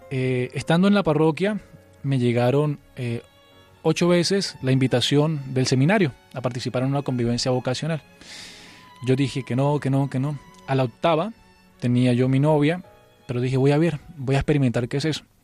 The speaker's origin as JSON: {"language": "Spanish", "region": "Huila", "country": "Colombia", "also_born_or_lived": "Valledupar", "moved": "yes", "said": "Yo estaba en el Huila"}